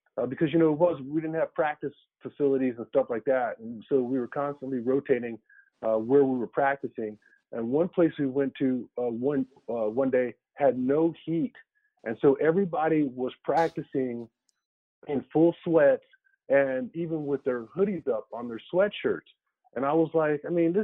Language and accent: English; Arizona, United States; I'm an Arizona guy, and so you know, my winters were 75 degrees.